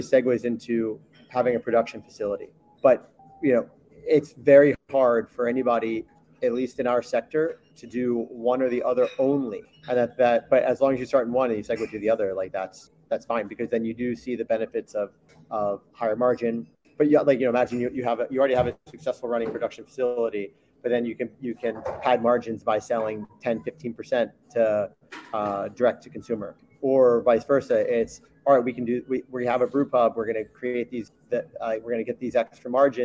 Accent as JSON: {"language": "English", "region": "Maryland", "country": "United States", "tie": "born or raised there", "also_born_or_lived": "New York", "moved": "yes", "lives_now": "Basque Country, Spain", "said": "I came over here from New York, born in Maryland, spent my early adult life in New York, working in food, and then I moved over with my wife, who's from here"}